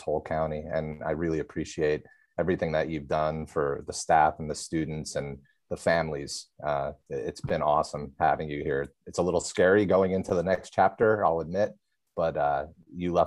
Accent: Pennsylvania, United States; moved away; I'm from Pennsylvania, and we did not have very many snow days when I was in school or college.

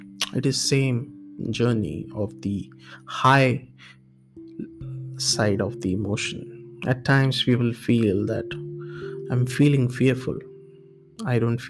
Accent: India; moved away as an adult; also born or lived in Singapore; I'm from India

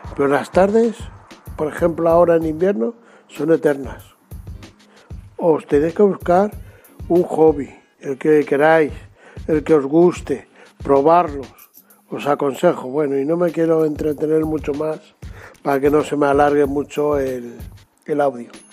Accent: Madrid, Community of Madrid, Spain; yo soy de Madrid

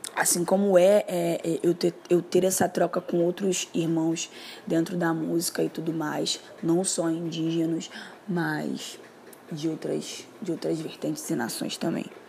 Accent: Rio de Janeiro, Brazil; sou moradora do Complexo do Alemão aqui do Rio de Janeiro. E desde que eu me entendo por gente, eu sou carioca

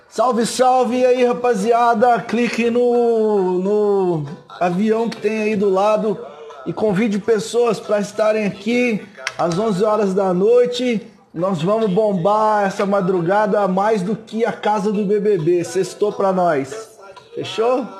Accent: Cordeirópolis, São Paulo, Brazil; Eu cresci em Coimbeirópolis, pertinho aí

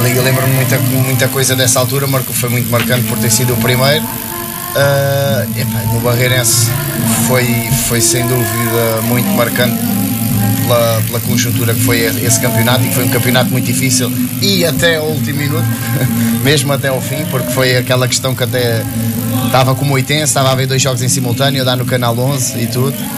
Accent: Montijo, Setúbal, Portugal; aqui no clube da minha terra

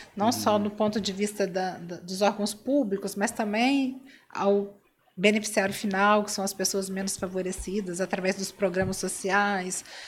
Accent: Cachoeiro de Itapemirim, Espírito Santo, Brazil; eu sou de Cachoeira de Itapemirim

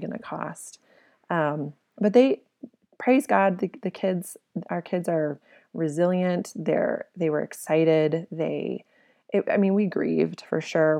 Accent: Colorado, United States; moved away as an adult; also born or lived in Okinawa, Japan; We're from Colorado.

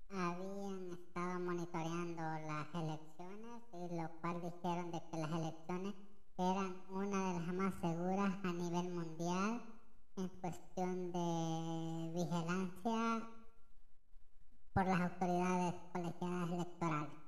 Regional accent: El Salvador; Lo digo desde mi posición como salvadoreño.

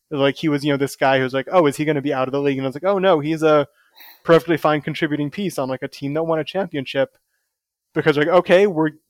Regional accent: Oakland, California, United States; born there; So I was uh, I was born in Oakland

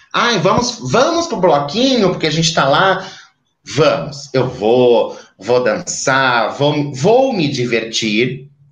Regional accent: Maringá, Paraná, Brazil; moved away; Eu sou de Maringá, uma cidade extremamente quente.

